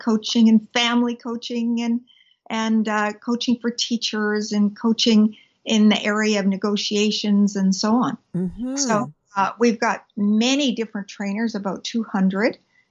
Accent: British Columbia, Canada; I'm a British Columbian, a Canadian by background. Mm-hmm. I was born here, and I have lived here all my life

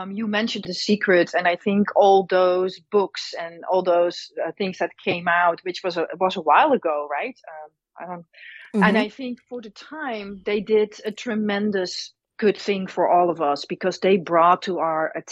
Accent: Netherlands; now in United States; I was born and raised in the Netherlands, or Holland as most people know it.

